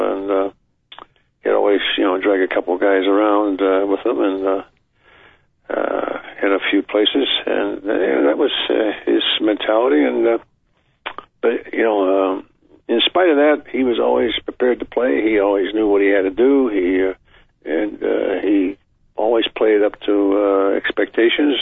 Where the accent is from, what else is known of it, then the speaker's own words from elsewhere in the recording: Pittsburgh, Pennsylvania, United States; moved away as an adult; now in Detroit, United States; that's where I belonged, and that's my hometown